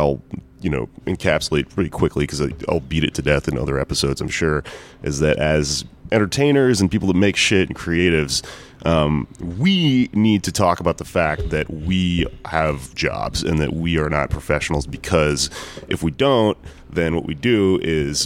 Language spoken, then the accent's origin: English; Texas, United States; I'm fucking from Texas